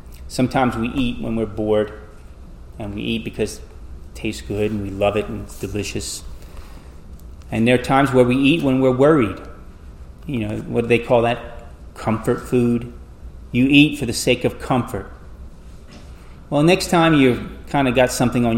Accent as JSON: {"language": "English", "region": "South Louisiana", "country": "United States", "tie": "born or raised there", "said": "Growing up in South Louisiana"}